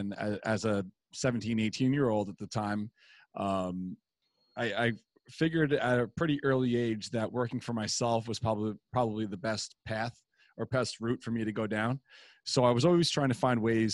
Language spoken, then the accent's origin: English; New York City, New York, United States; growing up in Queens, I lived in Douglaston at the time